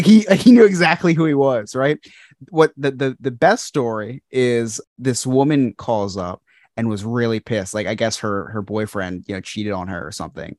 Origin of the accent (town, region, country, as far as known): New Jersey, United States; born or raised there